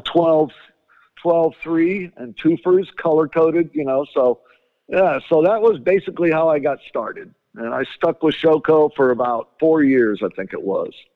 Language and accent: English; Chicago, Illinois, United States; I grew up in Chicago